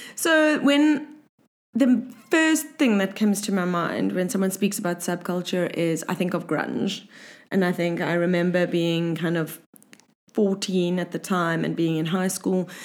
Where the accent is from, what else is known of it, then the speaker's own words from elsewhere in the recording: Cape Town, Western Cape, South Africa; growing up in South Africa and Cape Town specifically